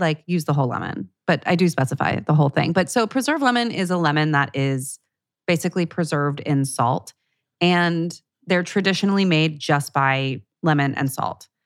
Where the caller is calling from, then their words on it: Vancouver Island, British Columbia, Canada; I'm calling from Vancouver Island in Canada.